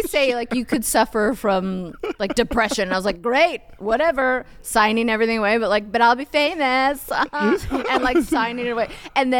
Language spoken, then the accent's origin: English; Canada; I am Canadian